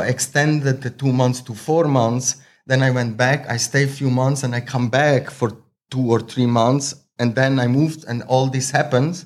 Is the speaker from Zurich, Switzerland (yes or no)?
yes; Zurich, Switzerland; English is a second language; now in Thailand; I'm original from Slovenia, Croatia mix, um, but raised in Switzerland. So I grow up most of the time in Switzerland. I'm born in Switzerland.